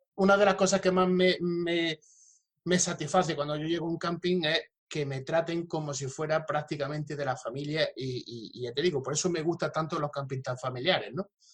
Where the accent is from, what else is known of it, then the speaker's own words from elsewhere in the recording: Jaén, Andalusia, Spain; yo soy de Jaén capital